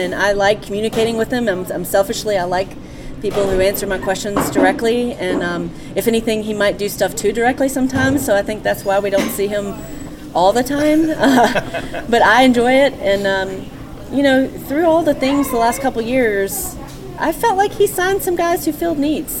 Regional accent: Charlotte, North Carolina, United States; moved away as an adult; also born or lived in Macon, Georgia; I grew up here in Charlotte.

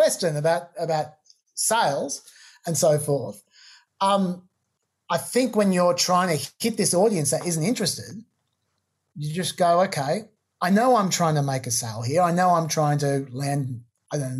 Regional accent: Australia; we're both Australian

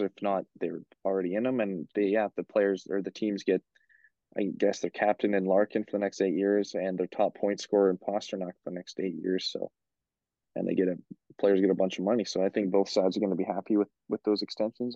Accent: Beaumont, Alberta, Canada; went to school with us here in Beaumont

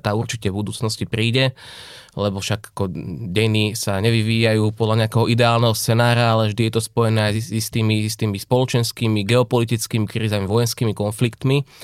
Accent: Ružomberok, Žilina Region, Slovakia; moved away as an adult; also born or lived in Nitra / Banská Bystrica; ja som sa narodil v Nitre, ale celé detstvo a mladé roky som prežil v Ružomberku, tam som žil 20 rokov

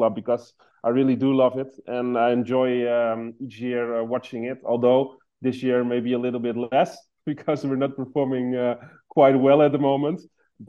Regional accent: Amsterdam, North Holland, Netherlands; I was born in Amsterdam

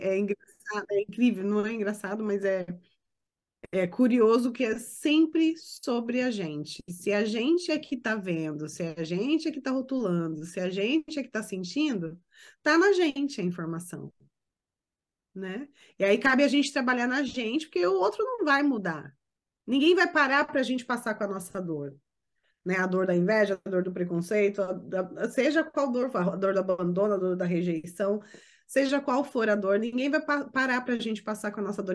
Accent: Brazil; moved away as an adult; eu saí do Brasil

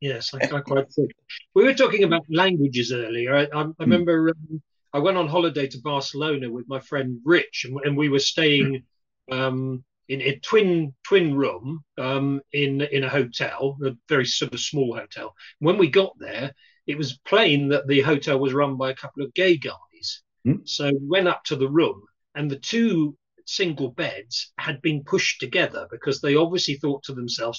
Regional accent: Australia; we are Australian Spanish

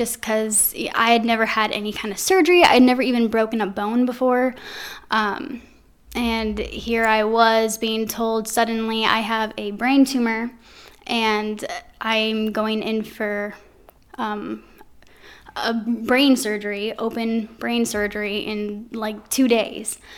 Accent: Anaheim, California, United States; now in Quad Cities, United States; originally, I'm from Anaheim, California.

